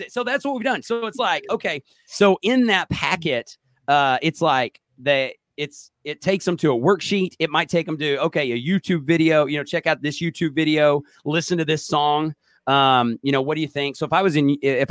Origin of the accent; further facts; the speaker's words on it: Oklahoma, United States; I'm from Oklahoma.